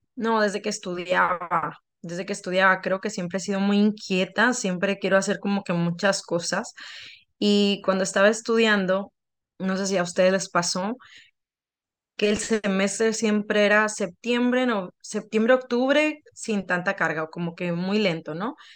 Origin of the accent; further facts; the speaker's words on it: Sinaloa, Mexico; moved away; en Sinaloa, de donde yo vengo